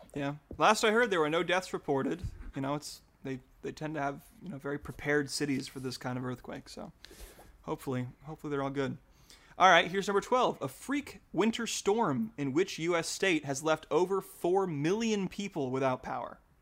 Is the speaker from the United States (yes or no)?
yes; Utah, United States; now in Oregon, United States; I grew up in Utah.